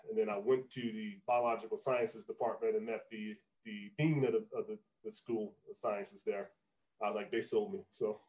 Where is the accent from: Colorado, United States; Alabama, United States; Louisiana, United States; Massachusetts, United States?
Alabama, United States; Anniston; moved away as an adult; also born or lived in Arkansas / Illinois; I was born in my hometown, Anniston.